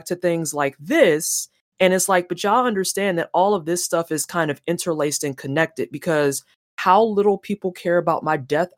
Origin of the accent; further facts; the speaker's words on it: St. Louis, Missouri, United States; moved away; also born or lived in Indiana; I'm originally from St. Louis, Missouri